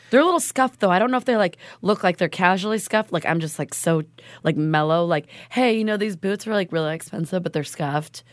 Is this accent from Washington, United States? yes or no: no; Oregon, United States; we're from Oregon.